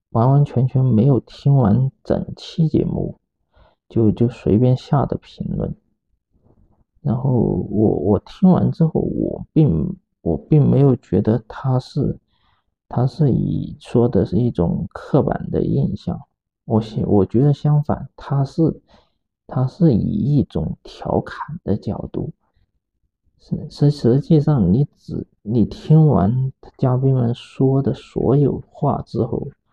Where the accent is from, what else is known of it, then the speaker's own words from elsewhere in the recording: Guangdong, China; 本身就是从外省过来的，然后我是在广东长大，出生长大的